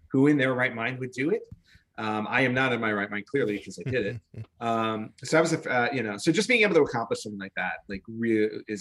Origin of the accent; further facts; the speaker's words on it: New York, United States; moved away; I grew up in New York